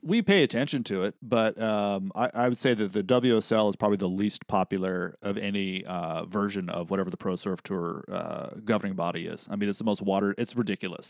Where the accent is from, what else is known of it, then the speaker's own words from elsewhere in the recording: Central Coast, California, United States; we're growing up on the Central Coast